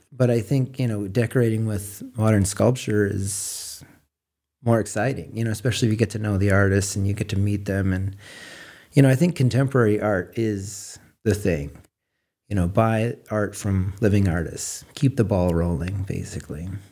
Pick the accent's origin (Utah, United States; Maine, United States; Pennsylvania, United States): Maine, United States; Frenchman's Bay; moved away as an adult; also born or lived in Portland, Oregon; I was raised on the water in Frenchman's Bay, working on the boat with my dad when I was a kid